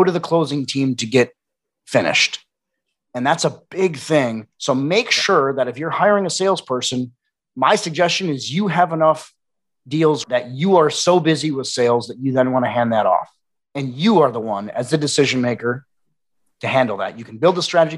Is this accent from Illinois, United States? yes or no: no; Wisconsin, United States; now in Austin, United States; I'm also from the Midwest. I'm a Wisconsin boy.